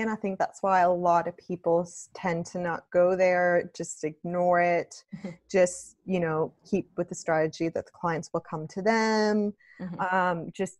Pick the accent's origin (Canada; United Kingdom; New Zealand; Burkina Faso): Canada; moved away as an adult; now in Australia; just because of my accent. So I moved from Canada to Australia over 8 years ago now, which is pretty crazy to think of, but absolutely love it here